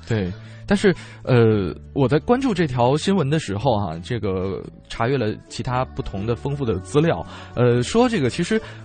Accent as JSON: {"language": "Chinese", "region": "Northeast China", "country": "China", "tie": "born or raised there", "moved": "yes", "lives_now": "Beijing, China", "said": "我老家是东北的嘛"}